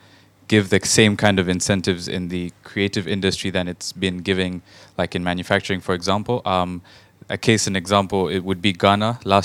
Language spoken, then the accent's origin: English; Rwanda; moved away; I'm from Rwanda, doing my master's in public policy here.